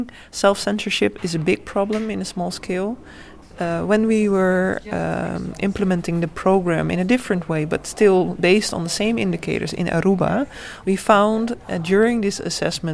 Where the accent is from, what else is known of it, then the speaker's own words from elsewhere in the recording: Curaçao; I'm a scholar from Curaçao.